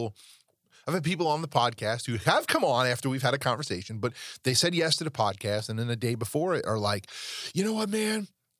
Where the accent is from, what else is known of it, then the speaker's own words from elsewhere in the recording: New York, United States; I'm from New York.